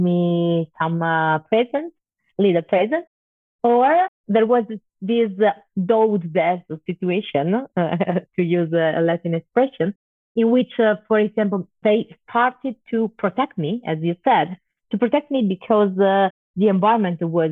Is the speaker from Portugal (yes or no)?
no; Turin, Piedmont, Italy; I was born in Turin, in the north of Italy. Turin is a quite big city, but I grew up in a working class neighborhood.